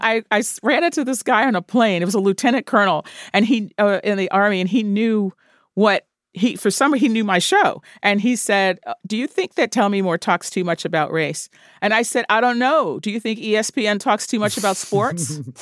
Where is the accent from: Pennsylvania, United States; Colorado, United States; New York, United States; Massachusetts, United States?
New York, United States; growing up in New York